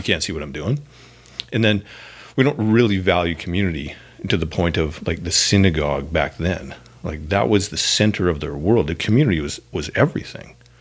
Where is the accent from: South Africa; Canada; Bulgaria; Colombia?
Canada; now in Northern California, United States; As a Canadian